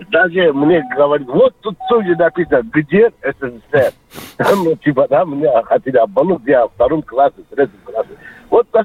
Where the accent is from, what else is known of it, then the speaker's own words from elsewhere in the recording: Azerbaijan; now in Noyabrsk, Russia; я из Кавказа, из Азербайджана